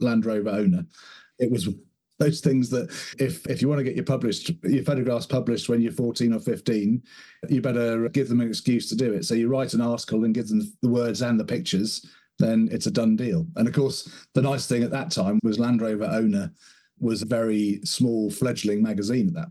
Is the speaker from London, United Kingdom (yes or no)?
no; Somerset, South West England, United Kingdom; I grew up in Somerset, which is in the southwest of the UK